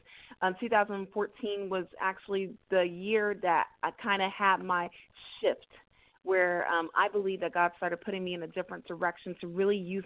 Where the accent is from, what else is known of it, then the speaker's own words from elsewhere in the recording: Houston, Texas, United States; born and raised in the greater Houston area, from a first-generation Nigerian-American family. I am originally from the Alief area.